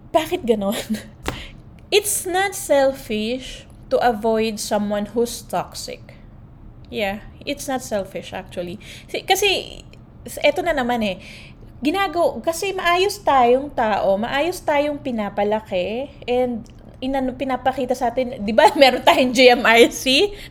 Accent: Philippines; now in United States; we Filipinos

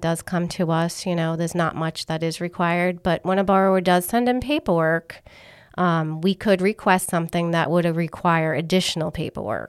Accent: Massachusetts, United States; accent: Northern; now in Rhode Island, United States; I was born in Massachusetts.

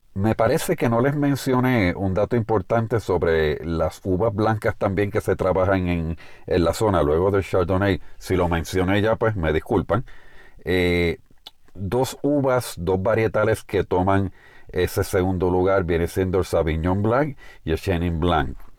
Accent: Puerto Rico; En el caso de Puerto Rico, de donde hacemos este programa, este podcast y de donde soy oriundo

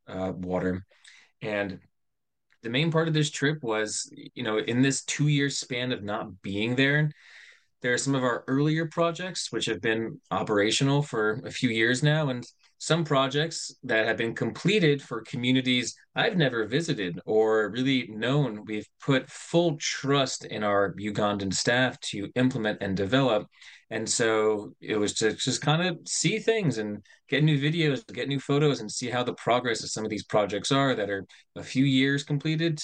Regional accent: United States; myself, which is from the United States.

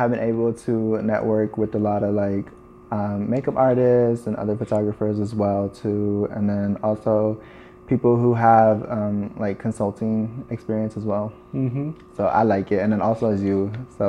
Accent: Midwest, United States; also born or lived in Tucson / Navajo Nation / Nebraska / Kansas; I was born in Tucson, Arizona, and then we had moved to our tribal lands when I was like 2, and then I moved off my tribal lands when I was 7. And then I just kind of like moved everywhere in the Midwest, from like Nebraska to Kansas to Illinois

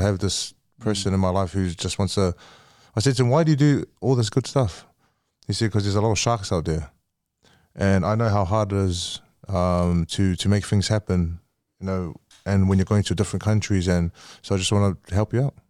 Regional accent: New Zealand; I'm from New Zealand and I'm Samoan, New Zealander

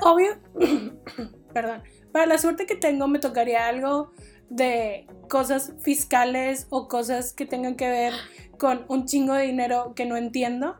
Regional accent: Mexico; como mexicanas

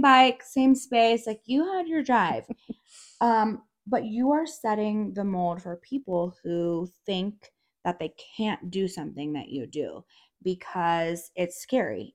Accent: Durango, Colorado, United States; I'm from Durango, so I've been here

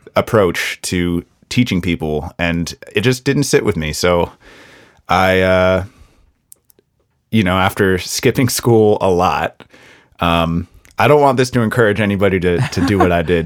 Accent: United States; as an American

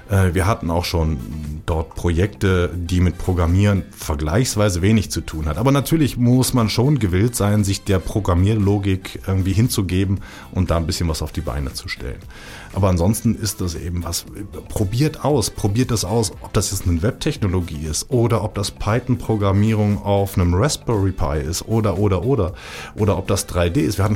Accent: Rhineland, Germany; Ich bin im Rheinland groß geworden. Da ist der Umgangston sowieso ein klein bisschen anders als in der Schweiz.

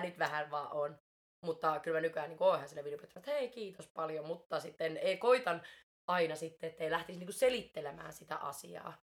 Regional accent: Finland; also born or lived in Mexico; olen suomalainen ja olen syntynyt Suomessa

